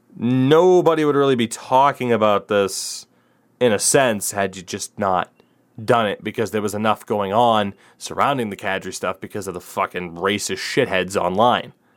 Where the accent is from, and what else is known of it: United States